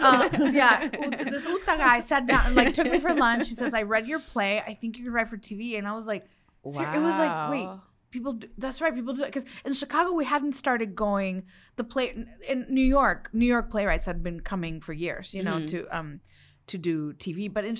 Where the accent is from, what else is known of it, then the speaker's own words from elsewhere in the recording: Los Mochis, Sinaloa, Mexico; born there; I was born in Los Mochis, Sinaloa, land of the sea turtles.